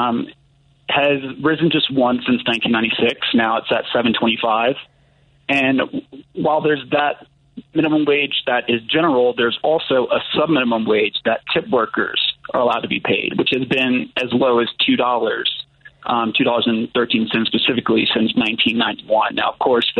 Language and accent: English; New Orleans, Louisiana, United States; moved away; I'm originally from New Orleans, Louisiana